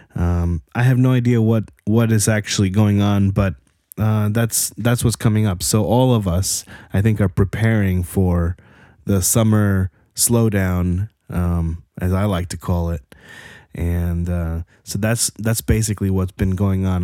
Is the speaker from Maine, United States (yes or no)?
no; New Jersey, United States; I grew up in Jersey.